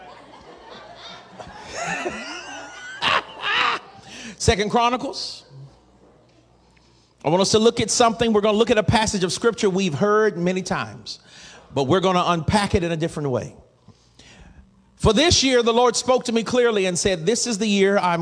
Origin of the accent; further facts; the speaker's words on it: the South, United States; I'm from the South and I'm black. We save consonants when we can.